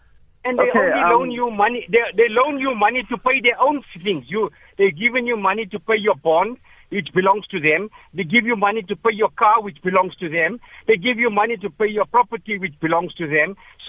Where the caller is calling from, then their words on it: Potchefstroom, North West, South Africa; I'm calling from Potchefstroom.